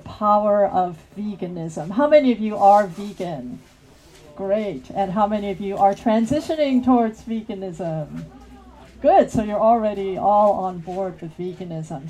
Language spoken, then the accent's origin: English; United States; from the United States